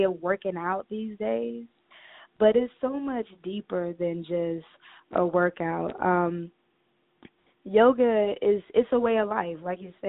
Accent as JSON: {"language": "English", "town": "Cleveland", "region": "Ohio", "country": "United States", "moved": "as an adult", "lives_now": "Atlanta, United States", "said": "I'm from Cleveland, Ohio. I'm a northern girl. I came down to Atlanta about 5-6 years ago."}